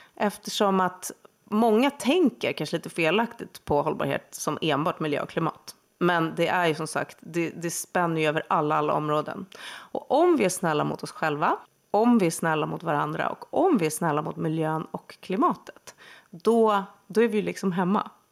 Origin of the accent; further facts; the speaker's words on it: Huddinge, Stockholm County, Sweden; Söder om Stockholm, i Huddinge